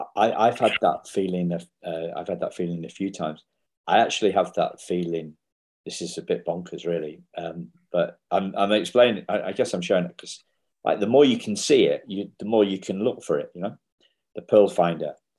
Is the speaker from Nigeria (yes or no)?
no; England, United Kingdom; I'm English